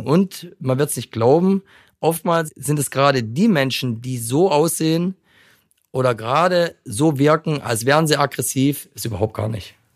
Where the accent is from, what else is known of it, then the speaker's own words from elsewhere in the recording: Frankfurt, Hesse, Germany; Ich bin Frankfurter Junge